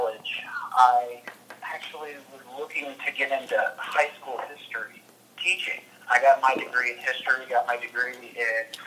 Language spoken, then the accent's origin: English; Louisville, Kentucky, United States; moved away as an adult; also born or lived in Lake Forest, Illinois / Birmingham, Alabama / Richmond, Virginia; now in Dallas, United States; Growing up in Louisville, Kentucky